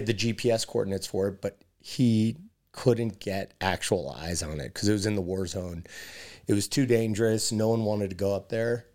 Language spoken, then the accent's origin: English; New York City, New York, United States; friends growing up in New York City